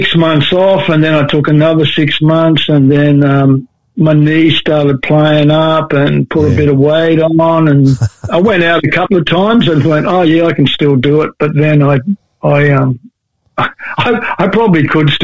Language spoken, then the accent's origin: English; Hobart, Tasmania, Australia; moved away; I was born in Hobart in Tasmania.